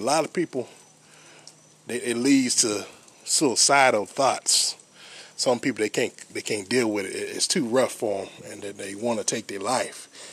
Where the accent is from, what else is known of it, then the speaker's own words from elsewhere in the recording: United States; I'm African American